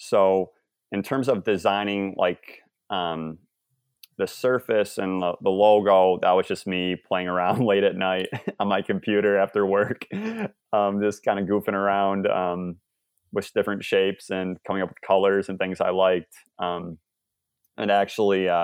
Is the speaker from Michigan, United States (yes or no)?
yes; Michigan, United States; I'm from the Midwest in Michigan